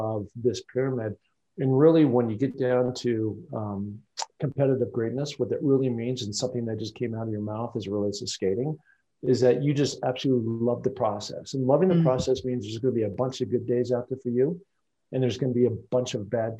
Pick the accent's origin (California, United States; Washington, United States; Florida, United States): Washington, United States; Seattle; I grew up in Seattle, Washington